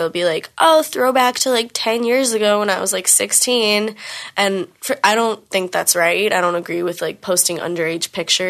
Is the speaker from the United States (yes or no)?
yes; New York City, New York, United States; I'm from New York, like New York City.